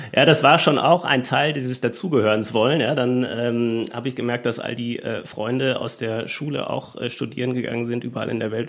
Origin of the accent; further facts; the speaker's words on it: Germany; ich bin dann aufgewachsen in einer äh, deutschen Kleinstadt